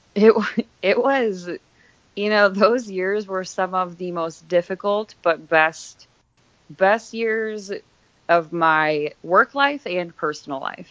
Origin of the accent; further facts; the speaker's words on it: Scranton, Pennsylvania, United States; moved away as an adult; also born or lived in Philadelphia / New York / Minnesota; I am from Scranton, Pennsylvania, so I was there until I was about 20.